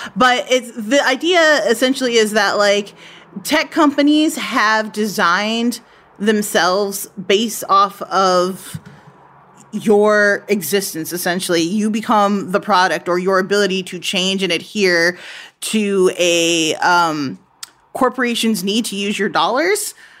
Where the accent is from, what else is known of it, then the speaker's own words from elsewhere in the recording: United States; being an American